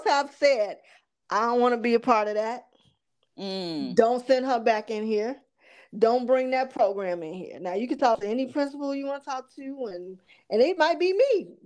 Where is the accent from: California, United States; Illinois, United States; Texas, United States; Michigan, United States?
Illinois, United States; Chicago; little ghetto girls like me growing up on the South Side on the low end of Chicago